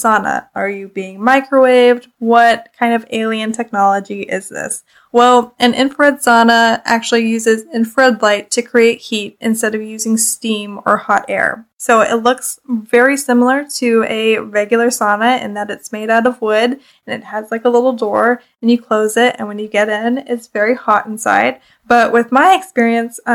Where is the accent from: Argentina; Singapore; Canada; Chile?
Canada; I'm Canadian